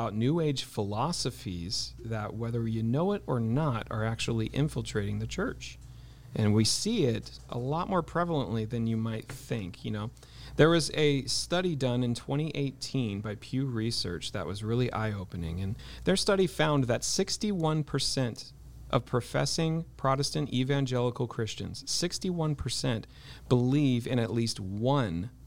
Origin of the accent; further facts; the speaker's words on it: Ojai, California, United States; growing up in Ojai, I mean, I kind of grew up in the lion's den of New Age.